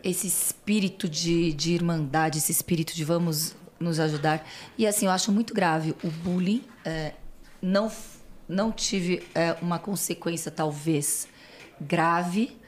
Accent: Santos, São Paulo, Brazil; accent: São Paulo; moved away as an adult; also born or lived in Niterói; now in São Paulo, Brazil; E aí a minha infância até a faculdade foi em Santos. Vim fazer faculdade em São Paulo e não saí mais.

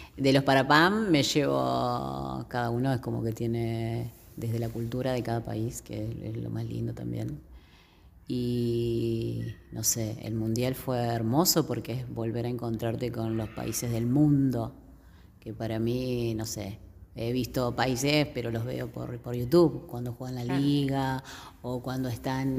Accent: Argentina; Argentina, somos todos argentinos ahí

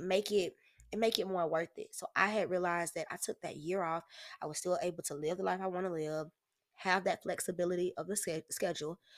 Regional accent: Jacksonville, Florida, United States; also born or lived in Oakland, California; I grew up on San Pablo

